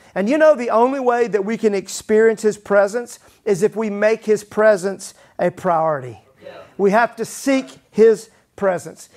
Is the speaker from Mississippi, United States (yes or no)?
yes; Mississippi, United States; growing up in Mississippi, they used to call my dad Pastor Ragsdale